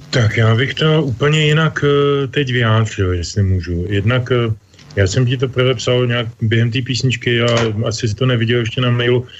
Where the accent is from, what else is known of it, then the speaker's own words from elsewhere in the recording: eastern Bohemia, East Bohemia, Czechia; pocházel z východních Čech, od Rodimě, já jsem taky z Rodimě